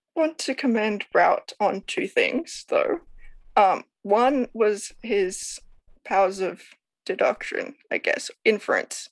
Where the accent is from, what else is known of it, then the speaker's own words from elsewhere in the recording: Sydney, New South Wales, Australia; I am from Sydney, Australia